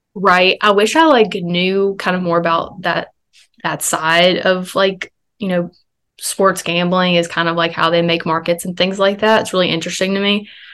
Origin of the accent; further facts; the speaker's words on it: Alabama, United States; I had to work the next day back in my hometown